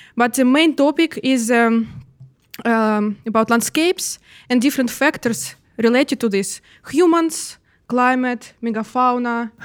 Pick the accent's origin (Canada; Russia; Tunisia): Russia; now in Netherlands; I'm from Russia.